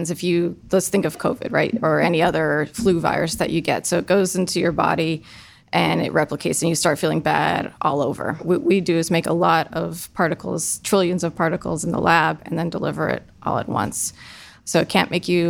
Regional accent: Eastern Pennsylvania, United States; moved away as an adult; now in Ohio, United States; I grew up in Eastern Pennsylvania

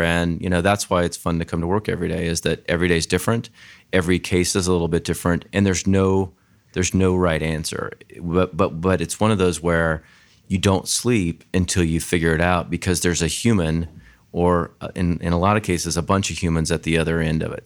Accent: Grand Junction, Colorado, United States; moved away; I grew up in a small town in Colorado called Grand Junction, Colorado

